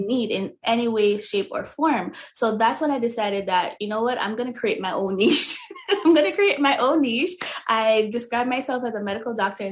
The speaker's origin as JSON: {"language": "English", "country": "Jamaica", "moved": "yes", "said": "because I'm originally from Jamaica. So in Jamaica, you know, we use a lot of natural oils and all those things."}